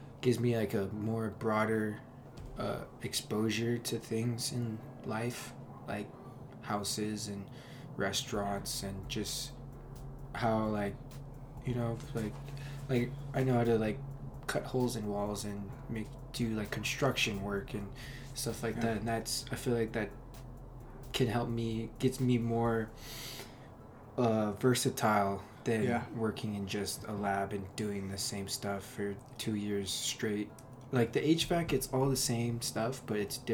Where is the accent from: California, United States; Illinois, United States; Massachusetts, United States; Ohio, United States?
California, United States; Orange; also born or lived in Buena Park, California; I grew up in Buena Park first couple of years of my life. Moved over here to Orange. Went to Villa Park High School